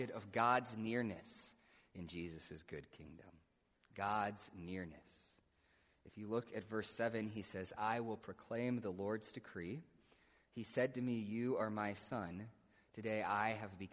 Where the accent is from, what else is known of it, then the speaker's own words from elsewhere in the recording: United States; we as American Christians